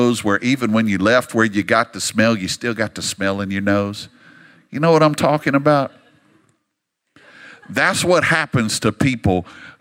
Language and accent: English; Louisiana, United States; moved away as an adult; now in Dallas, United States; I grew up in Louisiana